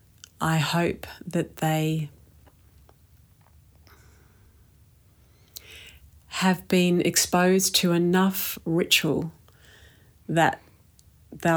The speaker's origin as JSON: {"language": "English", "country": "New Zealand", "tie": "born or raised there", "said": "when I was growing up in New Zealand"}